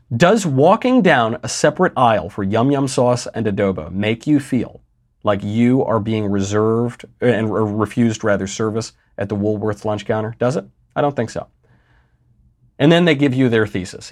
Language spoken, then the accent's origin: English; New York, United States; I'm from New York